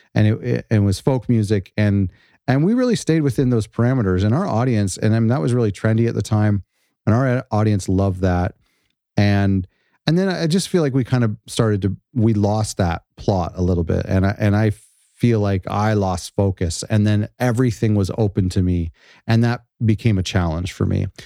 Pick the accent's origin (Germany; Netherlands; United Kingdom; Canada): Canada; I'm Canadian